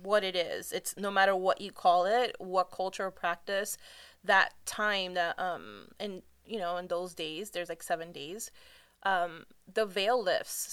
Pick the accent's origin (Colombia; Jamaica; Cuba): Cuba; I'm from Cuba